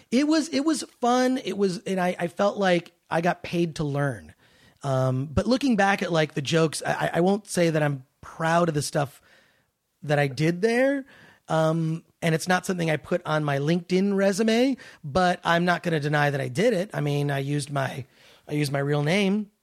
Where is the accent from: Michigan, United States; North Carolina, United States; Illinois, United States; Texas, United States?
Michigan, United States; Detroit; now in Los Angeles, United States; I always hated Nazi skinheads growing up in Detroit.